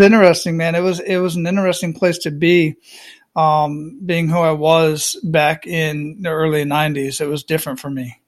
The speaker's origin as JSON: {"language": "English", "town": "Phoenix", "region": "Arizona", "country": "United States", "tie": "born or raised there", "also_born_or_lived": "Panama", "moved": "as an adult", "said": "I grew up in Phoenix, Arizona"}